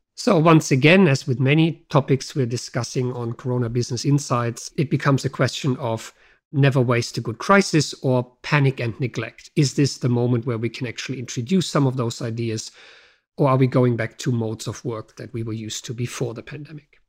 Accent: Germany; moved away; my home country, Germany

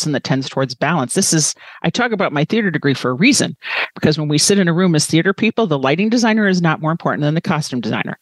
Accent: United States; as American

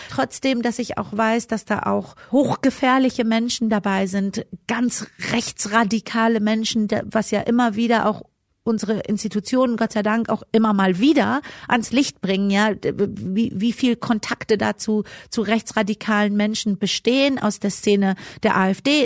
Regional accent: Germany; ich bin ja auch deutsch sozialisiert

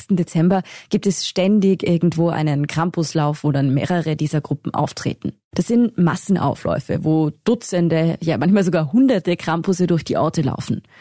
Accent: Tyrol, Austria; accent: Tiroler Dialekt; Ich bin ja in Tirol aufgewachsen, in einem Dorf im Pitztal. Das müssen Sie jetzt nicht kennen, aber es ist jedenfalls ziemlich ländlich dort.

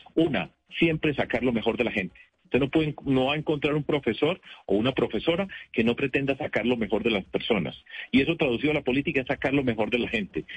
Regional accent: Medellín, Antioquia, Colombia; now in Bogotá, Colombia; Yo fui alcalde de mi ciudad, de mi tierra, en Medellín

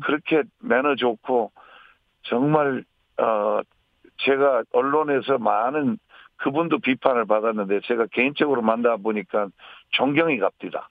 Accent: Jeolla, South Korea; 전라도를 제일 사랑하고 우리 고향

